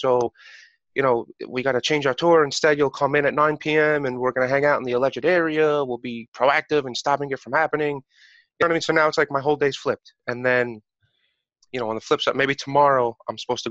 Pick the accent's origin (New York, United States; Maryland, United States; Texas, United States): New York, United States; New York City; I'm 27 years old. I'm from New York